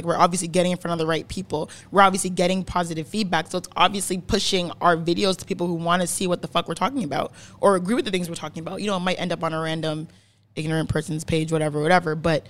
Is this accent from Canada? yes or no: yes; Canada; Born in Canada. 25 years old.